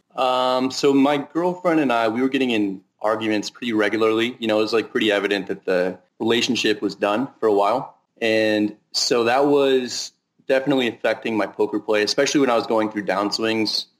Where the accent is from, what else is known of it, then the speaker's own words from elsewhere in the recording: Northern California, United States; now in Las Vegas, United States; I'm from Northern California and kind of like give off a Northern California vibe